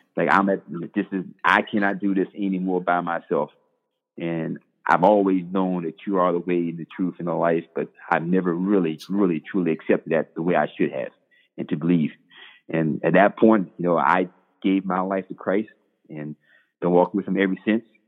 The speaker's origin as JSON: {"language": "English", "town": "Bladenboro", "region": "North Carolina", "country": "United States", "tie": "born or raised there", "moved": "yes", "said": "I'm originally from Bladenboro, North Carolina, one small, uh, one stop light town in North Carolina"}